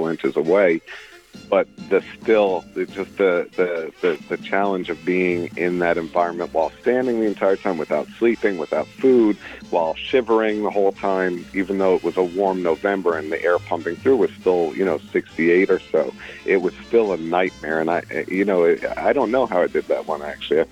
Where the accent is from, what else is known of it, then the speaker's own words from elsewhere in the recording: New York City, New York, United States; as a kid growing up in Brooklyn with a single mother